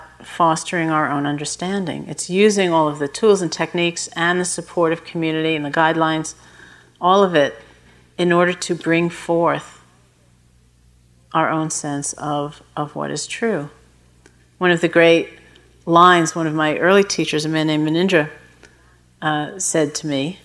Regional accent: New York, United States; when I was growing up in New York

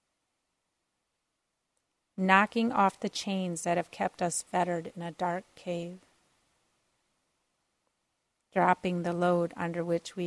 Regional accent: Minneapolis, Minnesota, United States; I grew up in Minneapolis, so north of Minneapolis

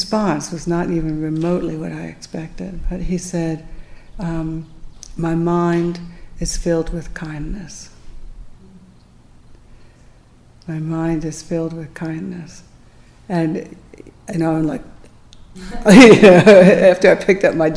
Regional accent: United States

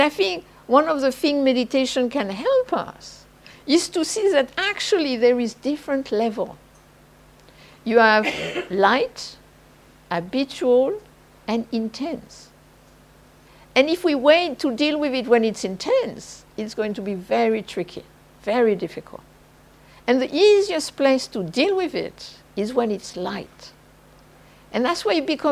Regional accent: southern France, France; moved away; I am French from the South

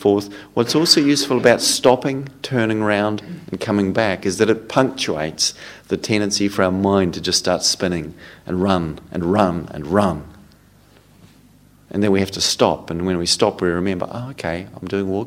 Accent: New Zealand; moved away; I come from New Zealand. We call them jerseys in New Zealand

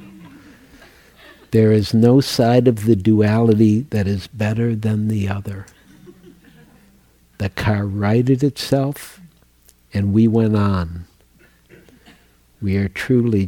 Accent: Midwest, United States; I grew up in the Midwest

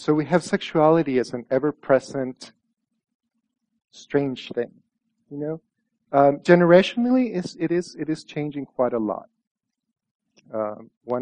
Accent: El Salvador; moved away; my experience growing up in El Salvador was that the Virgin Mary was very powerful

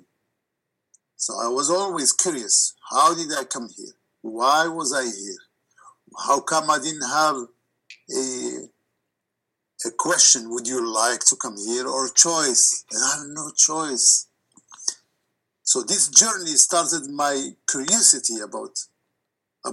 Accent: Morocco; moved away; my background growing in Morocco

